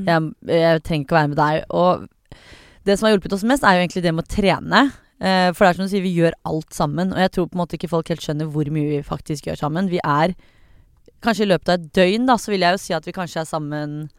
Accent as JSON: {"language": "Norwegian", "country": "Norway", "said": "jeg er norsk"}